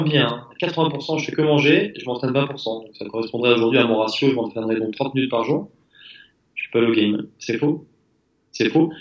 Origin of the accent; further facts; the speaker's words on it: France; on est français.